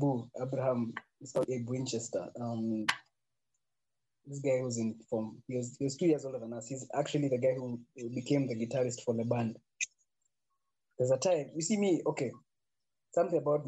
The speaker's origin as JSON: {"language": "English", "region": "Nairobi", "country": "Kenya", "tie": "born or raised there", "said": "I grew up in sides of Mountain View, Kangemi."}